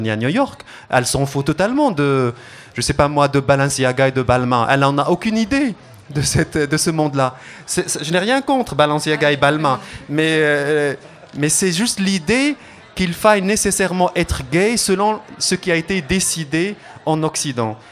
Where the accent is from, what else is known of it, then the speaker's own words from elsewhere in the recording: Morocco; moved away; on est marocain ou arabe